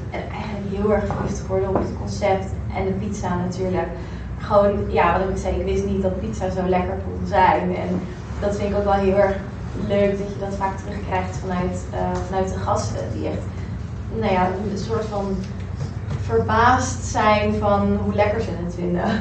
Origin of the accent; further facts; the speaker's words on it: Rotterdam, South Holland, Netherlands; also born or lived in Amsterdam; Amsterdam dus eigenlijk terug naar, naar Rotterdam. Daar heel kort gewoond. En ik ben echt een Rotterdammer